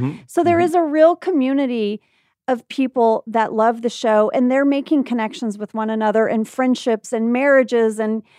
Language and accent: English; Indonesia; And then I told you that I grew up in Indonesia and you didn't believe me at first.